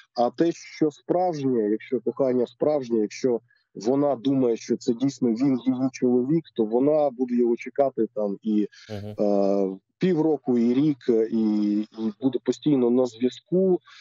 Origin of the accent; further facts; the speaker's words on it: Zlatoust, Chelyabinsk Oblast, Russia; now in Ukraine; я народився в місті Златоуст Челябінської області